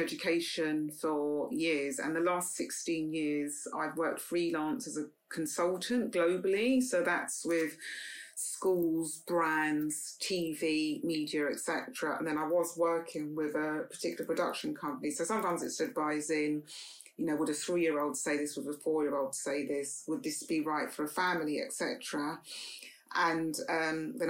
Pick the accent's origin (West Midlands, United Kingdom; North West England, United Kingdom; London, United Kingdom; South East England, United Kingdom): London, United Kingdom; we moved from Paddington to Notting Hill